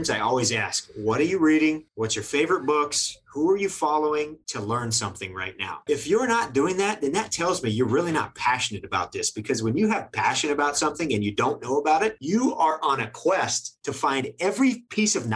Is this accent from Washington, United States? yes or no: no; Western Kansas, United States; I grew up in Western Kansas